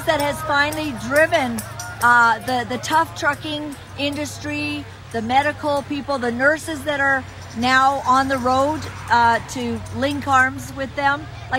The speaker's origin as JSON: {"language": "English", "town": "Vancouver", "region": "British Columbia", "country": "Canada", "said": "I'm from Vancouver."}